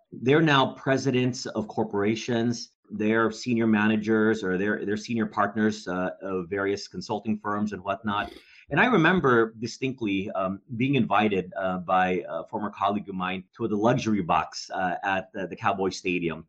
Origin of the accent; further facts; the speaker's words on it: Dallas, Texas, United States; I grew up in Dallas, Texas